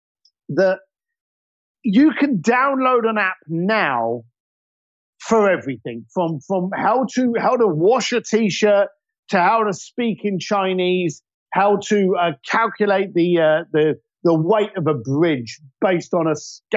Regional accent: London, United Kingdom; I'm a bricklayer from East London

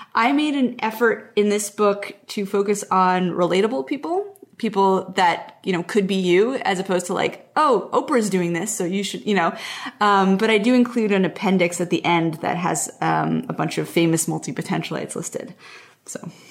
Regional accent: Montreal, Quebec, Canada; moved away as an adult; also born or lived in Portland / Pacific Northwest island; I grew up in Montreal, which is like a big East Coast city, and then I moved to Portland

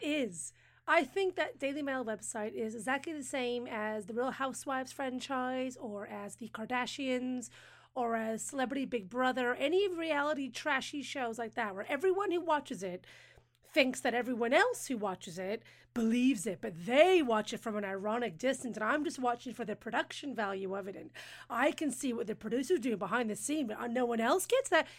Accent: United States; I'm American.

